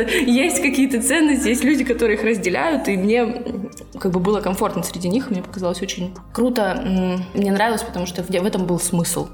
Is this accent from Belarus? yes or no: no; Russia; я из России